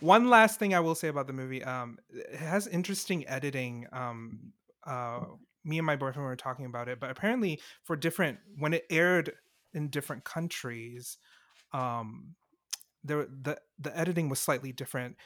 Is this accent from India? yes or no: no; Singapore; being from Singapore